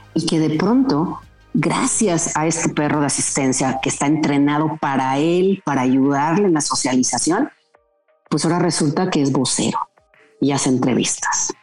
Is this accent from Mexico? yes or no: yes; Mexico; un orgullo como mexicana